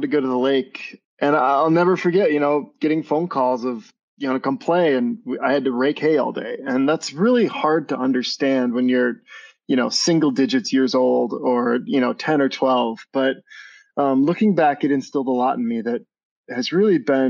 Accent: Barron, Wisconsin, United States; moved away as an adult; also born or lived in Richland Center, Wisconsin; home has always been Barron, but I was technically birthed in Richland Center

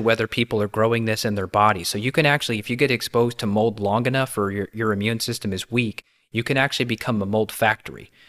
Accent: Kentucky, United States; as a kid growing up in Kentucky

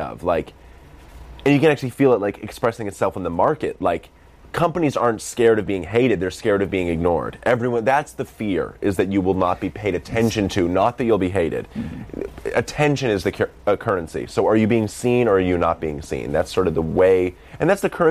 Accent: Boston, Massachusetts, United States; accent: Boston; that's my Boston accent

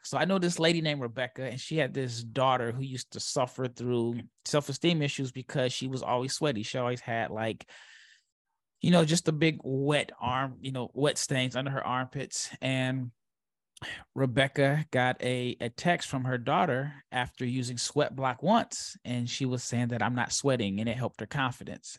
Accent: Omaha, Nebraska, United States; I'm from Omaha, Nebraska. I was born and raised.

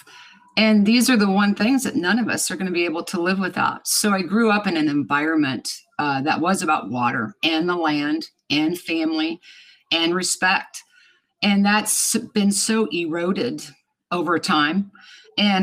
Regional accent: Lawrence, Kansas, United States; I was born and raised in Lawrence, Kansas

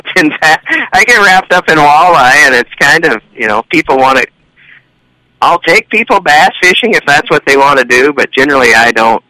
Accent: Kansas, United States; now in Minnesota, United States; I grew up in Kansas

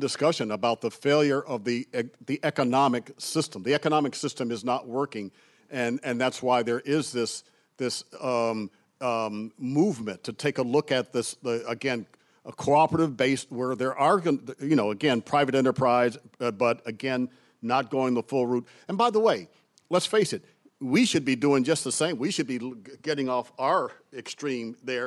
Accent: Cleveland, Ohio, United States; moved away; also born or lived in Massachusetts; I grew up in Cleveland, Ohio

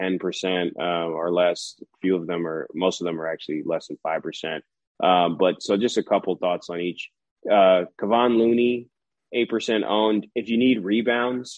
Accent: Chicago, Illinois, United States; I was born in Chicago, so I have a lot of family in Chicago

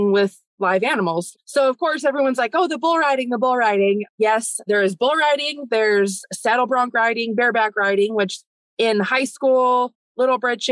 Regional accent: Las Vegas, Nevada, United States; now in Texas, United States; I grew up in Nevada, in Las Vegas

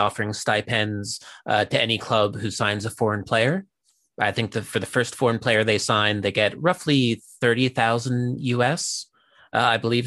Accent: United States; now in Japan; as an American

